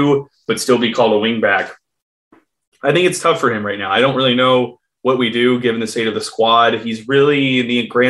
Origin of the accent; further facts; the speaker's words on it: United States; I am American